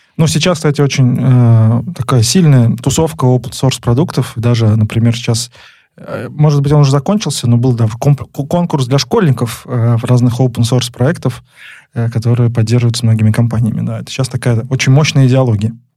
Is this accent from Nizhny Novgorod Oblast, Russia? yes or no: yes; Nizhny Novgorod, Nizhny Novgorod Oblast, Russia; Мы снова записываемся из Нижнего Новгорода. Это наш родной город с Лидой